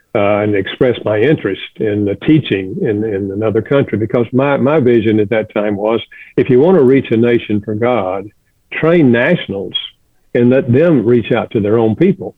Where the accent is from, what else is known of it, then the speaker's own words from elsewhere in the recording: the South, United States; moved away as an adult; also born or lived in Chicago; I grew up in the South